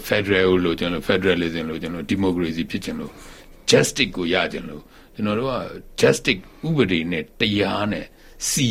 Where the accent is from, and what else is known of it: Myanmar